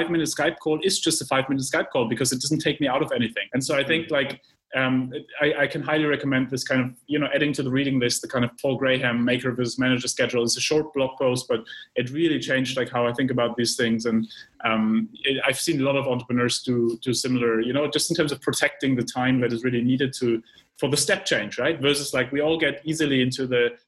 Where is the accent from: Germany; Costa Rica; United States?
Germany; moved away; I come from Germany, as you know, and as maybe some of our viewers and listeners, and you know, I grew up with a planning mindset